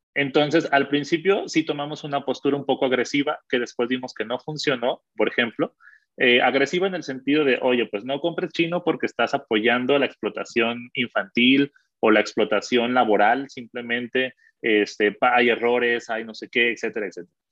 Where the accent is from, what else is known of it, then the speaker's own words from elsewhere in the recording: Mexico; also born or lived in Colombia; como mexicanos creo que es eso. Eh, y creo que nos ha afectado mucho ser vecinos de Estados Unidos